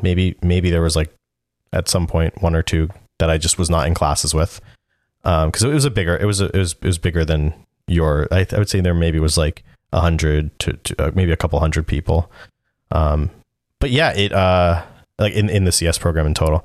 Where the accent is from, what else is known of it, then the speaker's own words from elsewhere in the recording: New Jersey, United States; moved away as an adult; also born or lived in West Haven, Connecticut / Boston; I was from New Jersey